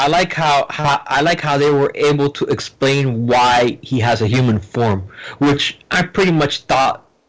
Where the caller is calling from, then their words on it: Hialeah, Florida, United States; I'm calling from Hialeah, Florida